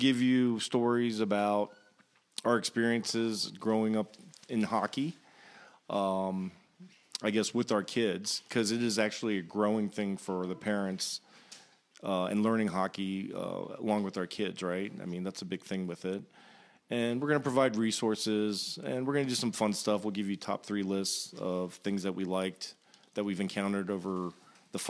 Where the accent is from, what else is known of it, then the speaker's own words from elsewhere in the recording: Virginia, United States; I grew up in Virginia. I was the only child of immigrants